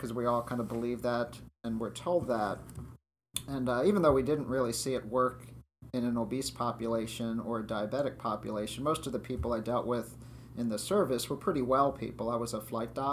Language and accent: English; Maryland, United States; moved away as an adult; also born or lived in Colorado; now in West Virginia, United States; I was raised in Maryland